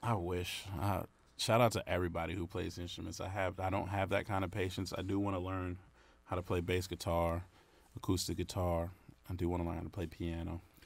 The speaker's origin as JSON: {"language": "English", "town": "Brentwood", "region": "New York", "country": "United States", "tie": "born or raised there", "also_born_or_lived": "Syosset, New York", "moved": "yes", "lives_now": "North Carolina, United States", "said": "I was born in Syosset Hospital, but I'm from, born and raised, well, grew up in Brentwood"}